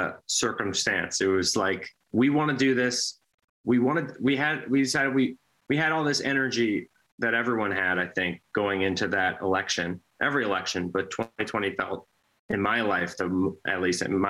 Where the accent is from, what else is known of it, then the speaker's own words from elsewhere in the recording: Minnesota, United States; also born or lived in Wisconsin; now in New York, United States; Chris and I we're brothers and we're from Minnesota, but we spent a lot of time in Wisconsin growing up.